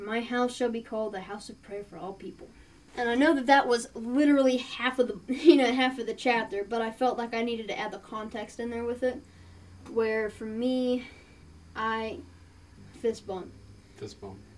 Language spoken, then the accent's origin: English; Appalachia, United States; We're Appalachian